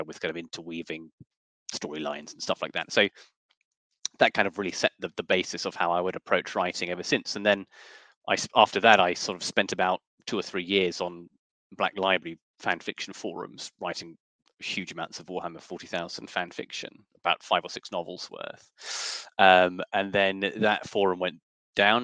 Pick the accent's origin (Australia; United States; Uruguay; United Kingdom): United Kingdom; Yorkshire and the Humber; I was born in North Yorkshire in 1989.